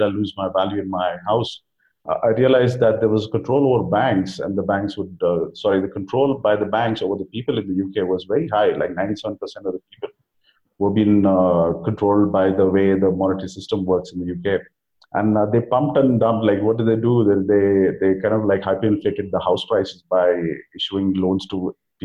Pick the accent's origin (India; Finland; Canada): India; Bangalore, Karnataka; moved away as an adult; also born or lived in Delhi / Goa / United Kingdom; Bangalore. And being my hometown